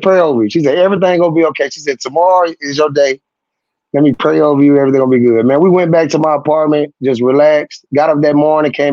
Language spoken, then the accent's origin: English; Tuscaloosa, Alabama, United States; my hometown